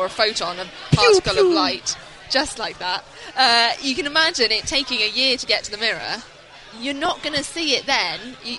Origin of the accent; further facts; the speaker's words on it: United Kingdom; As a Brit...